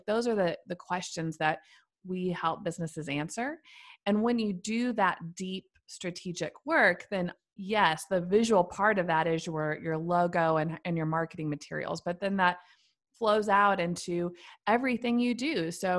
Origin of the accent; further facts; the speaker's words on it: Missouri, United States; now in Nashville, United States; I've lived here for many years now, but I am originally from Central Missouri. So I moved to Nashville after college and for a job, met my now husband here. And so Nashville is now where I call home, but I'm originally a Midwestern farm girl.